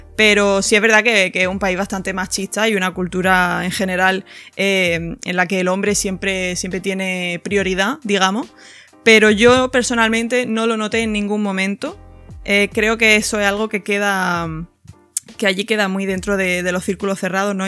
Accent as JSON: {"language": "Spanish", "town": "Granada", "region": "Andalusia", "country": "Spain", "also_born_or_lived": "Dubai / Paris", "accent": "Andalusian", "moved": "as an adult", "lives_now": "London, United Kingdom", "said": "de donde soy yo en Granada hay mucha cultura de, del tapeo"}